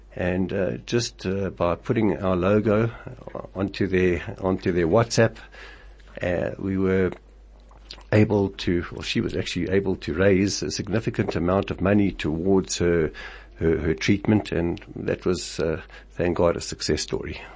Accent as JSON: {"language": "English", "town": "Springs", "region": "Gauteng", "country": "South Africa", "said": "I came from Springs, a small town where everybody helped"}